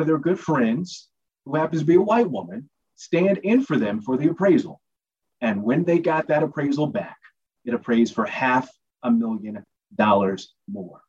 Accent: Washington, District of Columbia, United States; now in Bay Area, United States; I'm from D.C.

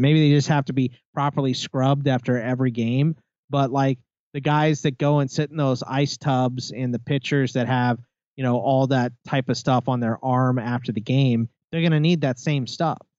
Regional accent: United States; I'm an American

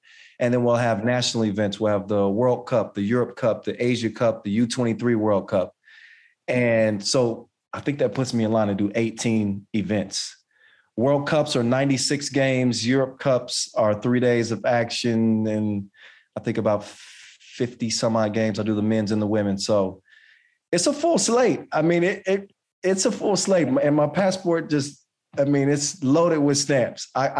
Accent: United States; And you know, I could be biased because obviously I'm from the United States

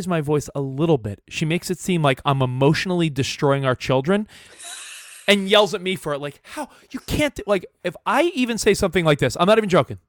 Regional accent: New York, United States; now in Los Angeles, United States; I live in LA now, but I grew up in New York with loud people, all my friends and family.

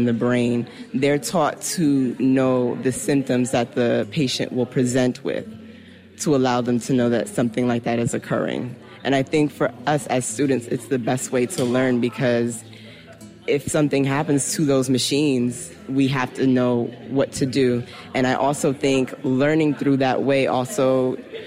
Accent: Newark, New Jersey, United States; moved away as an adult; now in Havana, Cuba; return back to my hometown and practice medicine

